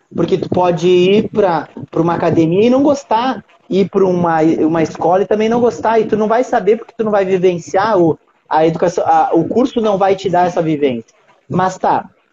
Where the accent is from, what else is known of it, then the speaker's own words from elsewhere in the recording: Uruguaiana, Rio Grande do Sul, Brazil; moved away as an adult; now in Rio de Janeiro, Brazil; nem sabem que eu sou de Uruguaiana, mas eu sou de Uruguaiana